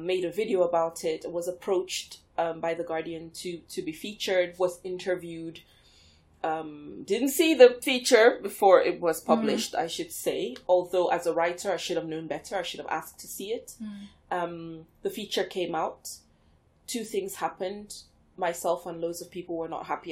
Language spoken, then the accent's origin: English; Nigeria; now in United Kingdom; I was born and raised in Nigeria.